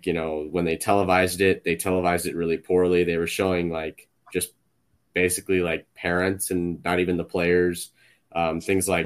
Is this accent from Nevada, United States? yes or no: yes; Las Vegas, Nevada, United States; my hometown